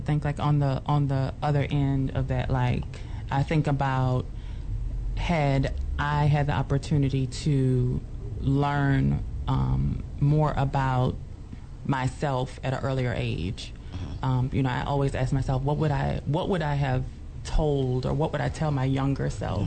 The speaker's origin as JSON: {"language": "English", "town": "New Orleans", "region": "Louisiana", "country": "United States", "tie": "born or raised there", "said": "I grew up in New Orleans"}